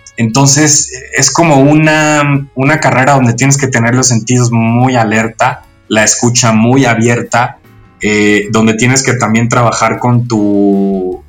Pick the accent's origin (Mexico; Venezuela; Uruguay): Mexico; nosotros como mexicanos